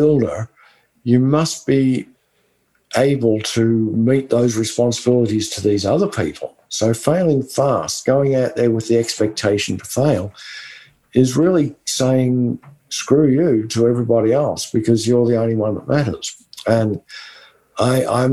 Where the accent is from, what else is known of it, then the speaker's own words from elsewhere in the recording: West Texas, United States; accent: West Texan; my West Texan accent